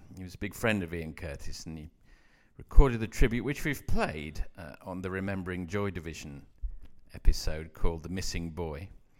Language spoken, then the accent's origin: English; Coventry, West Midlands, United Kingdom; I'm in fact from Coventry